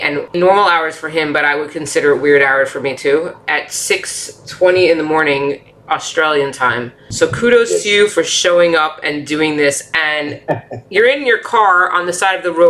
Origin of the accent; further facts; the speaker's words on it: Florida, United States; now in New York, United States; I was born in New York. So going from New York to Florida, living in Florida for 17 years and then going back to New York